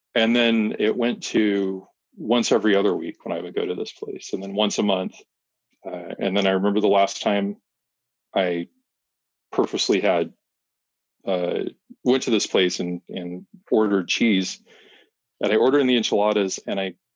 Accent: Arizona, United States; also born or lived in Fort Worth, Texas; I grew up here in Arizona

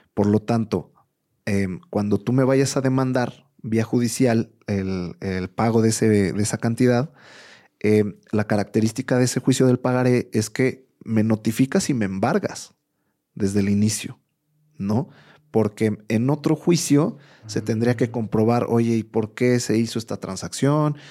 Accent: Mexico; más como mexicanos

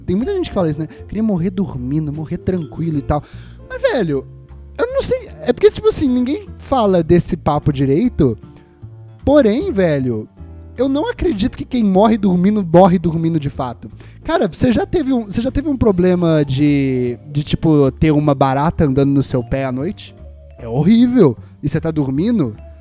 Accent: Juiz de Fora, Minas Gerais, Brazil; Juiz de Fora, que quem não sabe, é a cidade que eu, que eu nasci

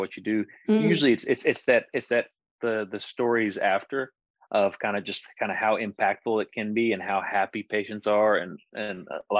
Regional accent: Johnson City, Tennessee, United States; moved away; also born or lived in Winston-Salem, North Carolina; we actually moved back home to my hometown in Johnson City, Tennessee

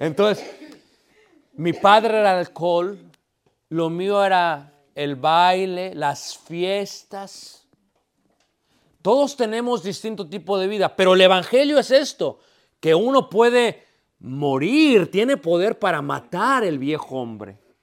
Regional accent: Mexico City, Mexico; now in Elgin, United States; somos de Ciudad de México

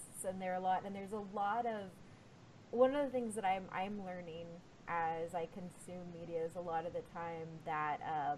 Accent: Texas, United States; I'm a Texan

